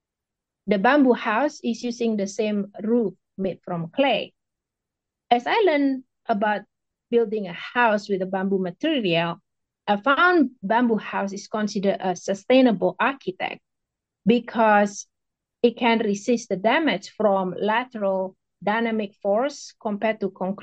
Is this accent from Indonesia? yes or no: yes; Indonesia; now in United States; I am from Indonesia